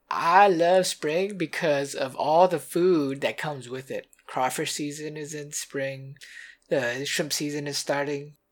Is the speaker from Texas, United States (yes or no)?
no; Louisiana, United States; I grew up in Louisiana